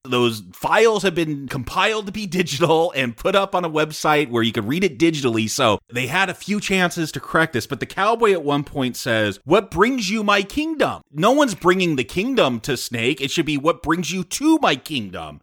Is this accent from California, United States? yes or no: yes; California, United States; I'm from California